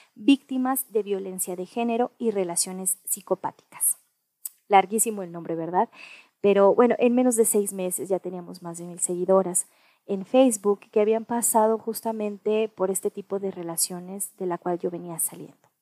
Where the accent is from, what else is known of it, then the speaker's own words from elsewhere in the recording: Mexico; also born or lived in United States; nací en Estados Unidos, soy mexicana